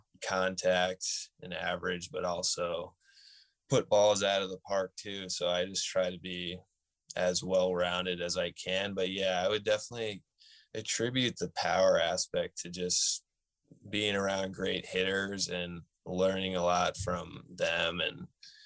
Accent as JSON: {"language": "English", "town": "Stafford", "region": "Connecticut", "country": "United States", "tie": "born or raised there", "said": "I'm from Connecticut, so you always hear about New Britain Stadium, and myself as a kid growing up"}